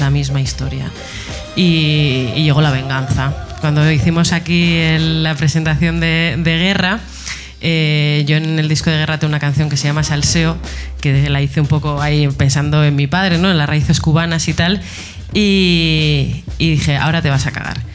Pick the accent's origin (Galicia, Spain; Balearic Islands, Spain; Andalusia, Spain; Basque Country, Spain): Basque Country, Spain; Etxebarri; yo cuando era pequeña, yo soy de Echevarri eh, y en las fiestas de mi barrio